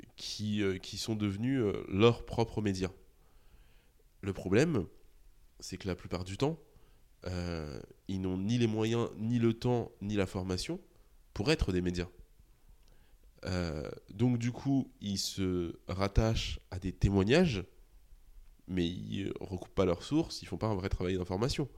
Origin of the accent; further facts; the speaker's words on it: Argenteuil, Île-de-France, France; also born or lived in Saint-Gratien; j'ai grandi à Argenteuil et à Saint-Gratien, donc qui était la ville juste à côté